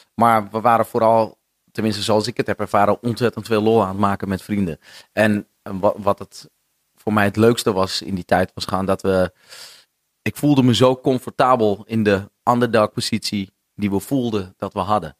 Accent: Noordeinde, North Holland, Netherlands; now in Amsterdam, Netherlands; vroeger woonde ik, ehm, ik kom uit Noordeinde. Veel mensen denken altijd dat ik uit Heilo kom, maar dat kom ik niet.

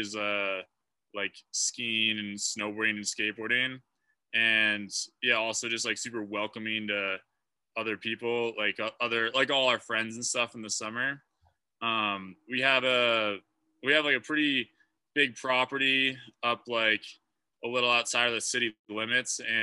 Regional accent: Hood River, Oregon, United States; moved away as an adult; also born or lived in Salt Lake City, Utah; now in Littleton, United States; I'm from Hood River, Oregon originally, and I've lived there like most of my life

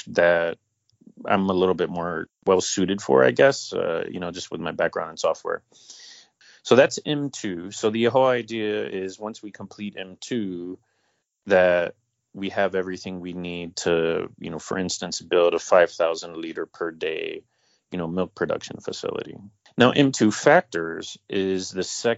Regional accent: North Carolina, United States; my hometown of North Carolina

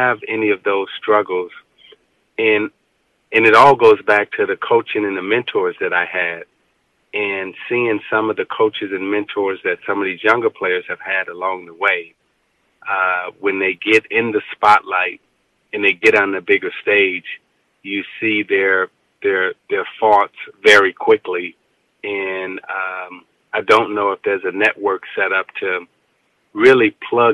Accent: Chicago, Illinois, United States; growing up on the west side of Chicago

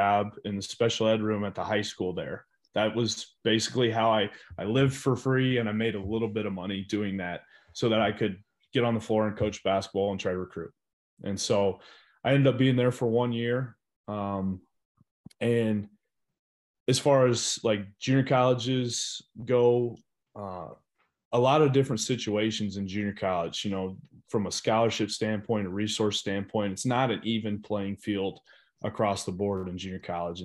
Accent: Oskaloosa, Iowa, United States; moved away as an adult; also born or lived in Temple, Texas; now in Fargo, United States; I grew up in Oskaloosa

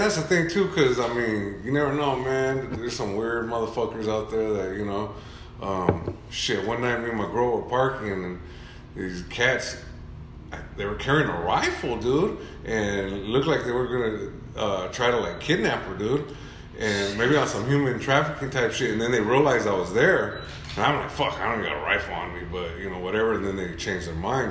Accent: Orange, California, United States; also born or lived in Santa Ana, California; I was raised in Orange for the most part

